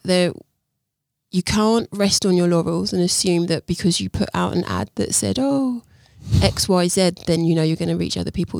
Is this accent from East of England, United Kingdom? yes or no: yes; Luton, East of England, United Kingdom; moved away as an adult; also born or lived in Brighton / London; I was born in Luton.